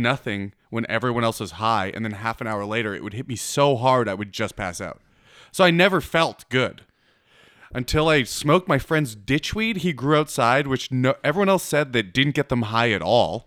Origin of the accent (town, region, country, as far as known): Canada